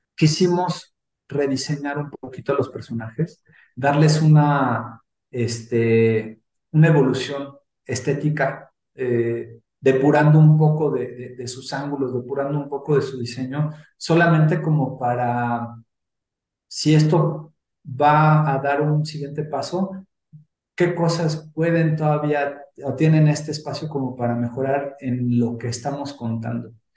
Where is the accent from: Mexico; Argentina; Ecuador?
Mexico; los que somos mexicanos